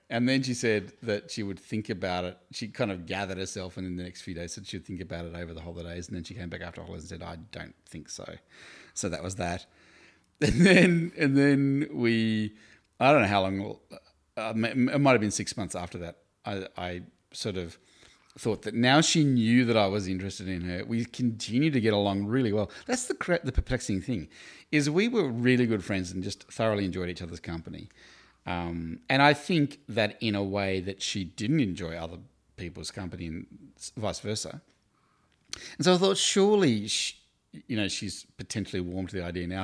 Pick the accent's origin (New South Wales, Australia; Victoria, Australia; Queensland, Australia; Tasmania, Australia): Tasmania, Australia; Hobart; also born or lived in Queenstown, Tasmania; now in Melbourne, Australia; I grew up in Hobart in Tasmania. I was born in Queenstown